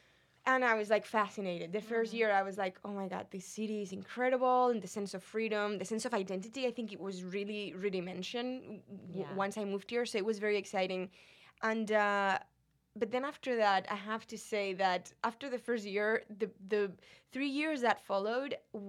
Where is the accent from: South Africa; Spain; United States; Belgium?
Spain; moved away as an adult; Spain. You mm-hmm. know, I was 27. I was like, okay, life is not really that long. I've been 27 years in my home country.